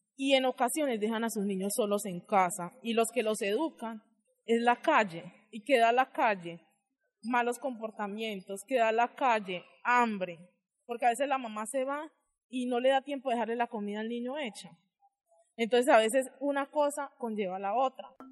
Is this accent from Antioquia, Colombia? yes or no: yes; Chigorodó, Antioquia, Colombia; soy del municipio de Chigorodó